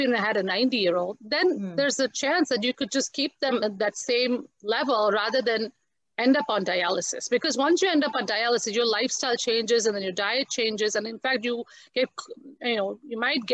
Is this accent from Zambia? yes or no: no; India; as an Indian also, we are so used to spices